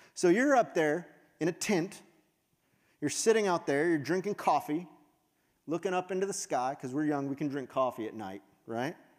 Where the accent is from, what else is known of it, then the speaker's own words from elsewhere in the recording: West Texas, United States; I grew up in West Texas